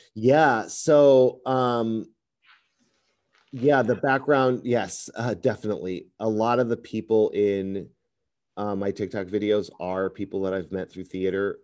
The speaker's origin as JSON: {"language": "English", "region": "Chicago suburbs in Northwest Indiana", "country": "United States", "moved": "as an adult", "lives_now": "Los Angeles, United States", "said": "I'm originally from Chicago, um, the suburbs in Northwest Indiana"}